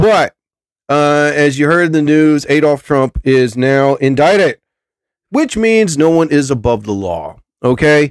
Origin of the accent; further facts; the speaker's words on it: New Jersey, United States; I'm from Jersey.